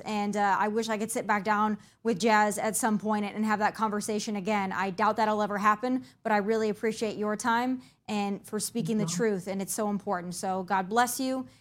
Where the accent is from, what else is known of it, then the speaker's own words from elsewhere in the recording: Midwest, United States; I'm from the Midwest